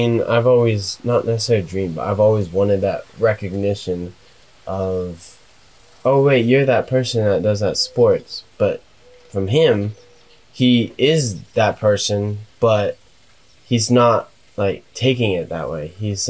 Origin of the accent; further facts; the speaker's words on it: Indianapolis, Indiana, United States; now in Texas, United States; we're from Indiana, from Indianapolis. That's our hometown.